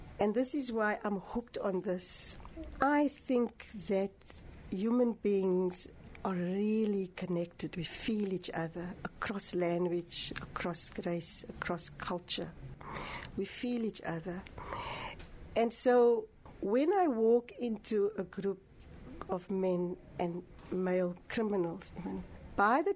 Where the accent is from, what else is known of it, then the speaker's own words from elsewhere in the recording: Cape Town, Western Cape, South Africa; this is now in Hanover Park where I grew up on the Cape Flats.